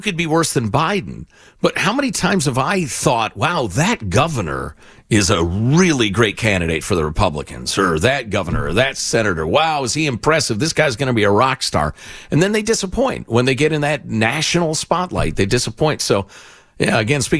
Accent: Midwest, United States; moved away; we grew up in the Midwest

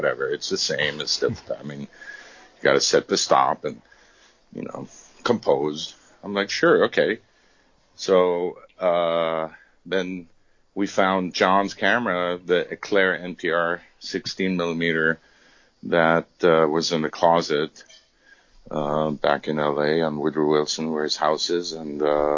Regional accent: Munich, Bavaria, Germany; moved away; I came from Europe. I mean, I grew up in Munich

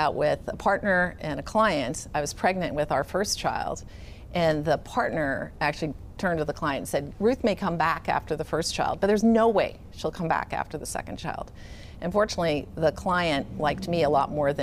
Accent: Silicon Valley, California, United States; also born or lived in England; I was born in England, mostly grew up in Silicon Valley

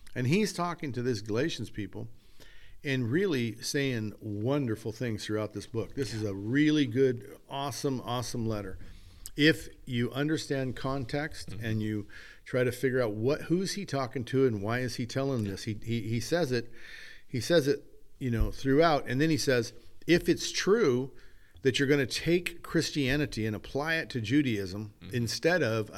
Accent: California, United States; I'm American and I'm Western, a Californian American

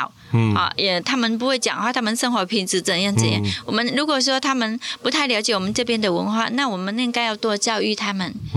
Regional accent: Vietnam; Chinese is a second language; now in Taiwan; 我说我在越南出生长大，可是我在台湾是成长，我受到台湾的社会教育，

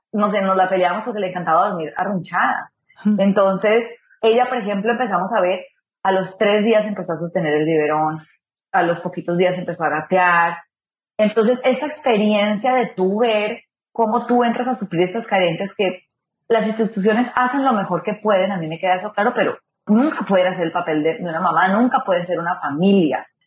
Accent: Ibagué, Tolima, Colombia; moved away; En Colombia nací en Ibagué

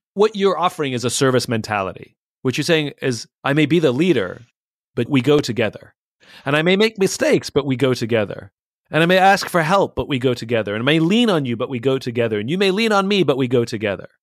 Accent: England, United Kingdom; moved away; I'm originally from England

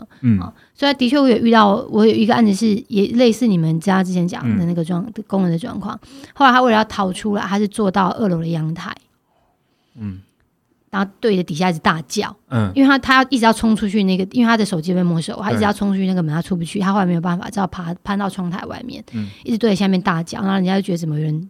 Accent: Taiwan; 我们可以去，我们台湾人会去的这些地方，也没几乎没有他们会唱的歌。

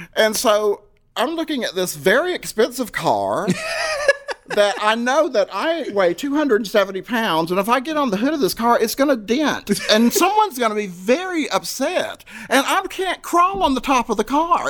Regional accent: Fayetteville, North Carolina, United States; moved away as an adult; also born or lived in Louisville, Kentucky; Miss Fayetteville, my hometown

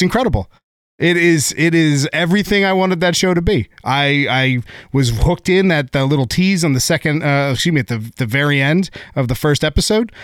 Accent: San Diego, California, United States; I grew up in San Diego

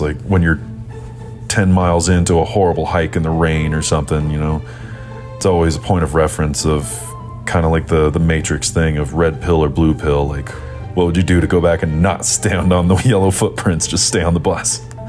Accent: Nashville, Tennessee, United States; I was born and raised in Nashville, Tennessee.

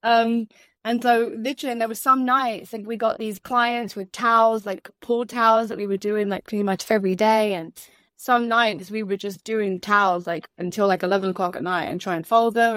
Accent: London, United Kingdom; moved away as an adult; also born or lived in Orlando, Florida / Michigan / Chicago / Kansas; now in Sarasota, United States; originally born and raised in England, London, England

